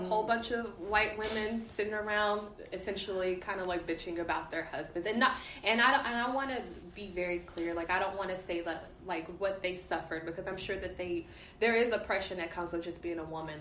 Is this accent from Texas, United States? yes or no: yes; Dallas, Texas, United States; I'm from Dallas. Mm-hmm. Born and raised